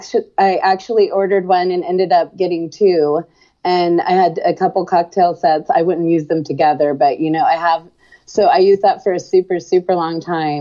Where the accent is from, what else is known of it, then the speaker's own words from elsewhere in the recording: Tucson, Arizona, United States; moved away; also born or lived in Yuma, Arizona / Pacific Northwest; I grew up in Arizona for the most part. I've lived all over the Pacific Northwest, but yeah, I grew up in Arizona.